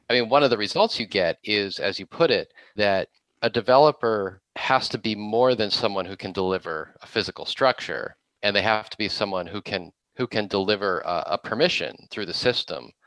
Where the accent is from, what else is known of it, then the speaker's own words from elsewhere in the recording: Boston, Massachusetts, United States; now in Los Angeles, United States; I am from the Boston area originally